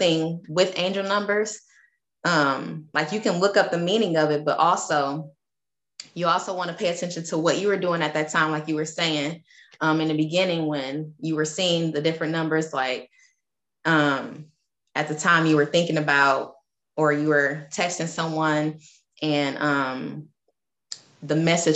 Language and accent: English; Detroit, Michigan, United States; I'm from Detroit, Michigan. So that was my area code growing up.